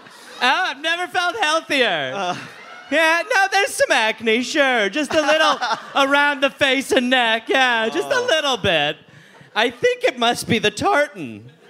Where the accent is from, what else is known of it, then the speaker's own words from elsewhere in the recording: Wisconsin, United States; Growing up in Wisconsin